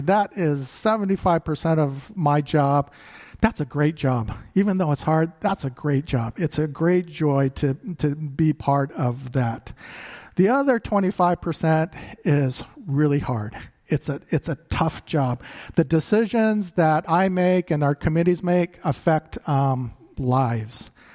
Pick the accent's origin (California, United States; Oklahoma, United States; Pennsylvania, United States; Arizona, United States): Arizona, United States; Phoenix; moved away; I grew up in Phoenix